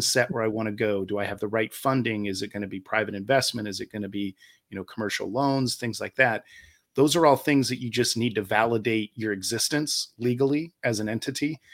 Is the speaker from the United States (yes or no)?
yes; Ohio, United States; moved away as an adult; now in Charlotte, United States; I'm originally from Ohio. Uh, I spent a majority of my life there, including my adult life